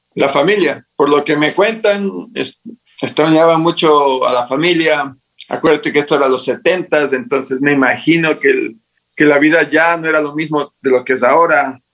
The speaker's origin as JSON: {"language": "Spanish", "town": "Latacunga", "region": "Cotopaxi", "country": "Ecuador", "tie": "born or raised there", "also_born_or_lived": "Maryland, United States", "moved": "as an adult", "lives_now": "Quito, Ecuador", "said": "A la edad de dos años me trajeron obligado, no tenía voz ni voto, a la ciudad de La Tacunga. Y ahí, y ahí me crié hasta los 18"}